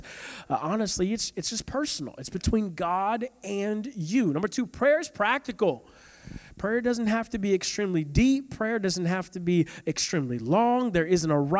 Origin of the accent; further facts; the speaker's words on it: St. Petersburg, Florida, United States; I'm from South St. Pete